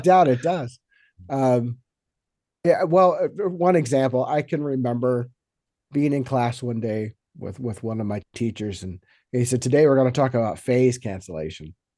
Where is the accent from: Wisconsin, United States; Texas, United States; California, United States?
Texas, United States; Friendswood; also born or lived in New York; now in Los Angeles, United States; originally, I grew up in uh, a little town just south of Houston, Texas, called Friendswood.